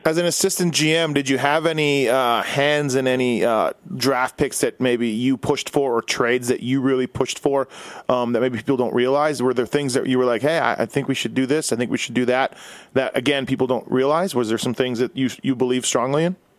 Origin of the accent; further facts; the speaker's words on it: Winnipeg, Manitoba, Canada; born and raised in Winnipeg